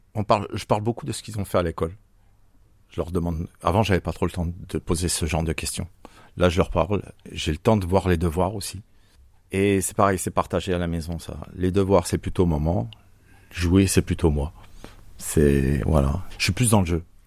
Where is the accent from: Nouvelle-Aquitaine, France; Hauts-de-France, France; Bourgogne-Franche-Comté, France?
Bourgogne-Franche-Comté, France; now in Marseille, France; Ah non, moi je suis franco-suisse. Je viens de la région de Franche-Comté.